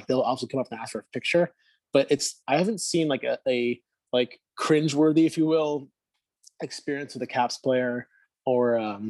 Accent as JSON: {"language": "English", "town": "Miami", "region": "Florida", "country": "United States", "tie": "born or raised there", "said": "Whereas in Miami, it's like when growing up in Miami, you see a celebrity of any kind, there's like people trying to take selfies"}